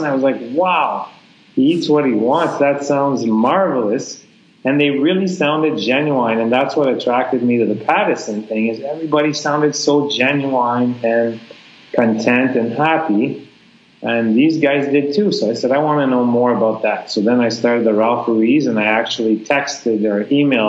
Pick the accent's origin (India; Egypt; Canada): Canada; moved away as an adult; now in Vietnam; we're all Canadian teachers here at a Canadian school.